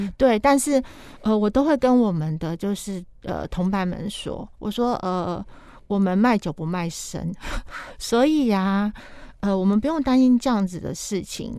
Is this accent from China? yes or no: no; Taiwan; 我们台湾人